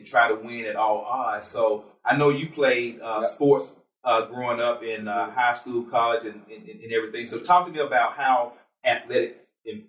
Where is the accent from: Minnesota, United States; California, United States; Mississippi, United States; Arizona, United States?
Mississippi, United States; Mound Bayou; I was born in Mount Bayou.